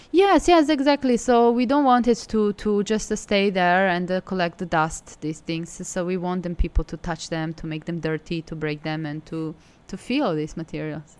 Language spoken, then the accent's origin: English; Belgrade, Serbia; moved away as an adult; also born or lived in Milan; now in Hangzhou, China; I'm from Serbia. I'm from Belgrade.